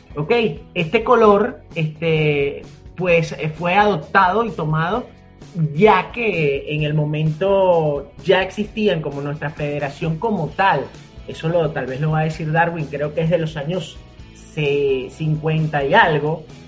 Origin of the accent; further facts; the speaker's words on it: Venezuela; somos venezolanos